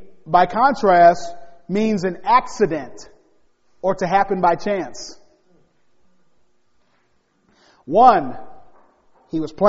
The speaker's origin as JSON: {"language": "English", "town": "Gary", "region": "Indiana", "country": "United States", "tie": "born or raised there", "said": "I was born in Gary, Indiana"}